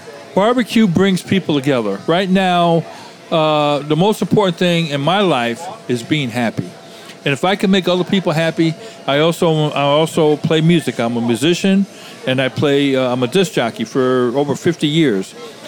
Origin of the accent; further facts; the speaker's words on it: the Carolinas, United States; moved away; because we're from the Carolinas